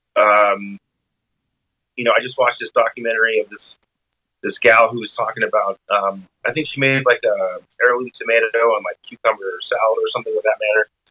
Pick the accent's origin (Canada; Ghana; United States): United States; Arizona; also born or lived in Washington; now in Seattle, United States; I'm from Arizona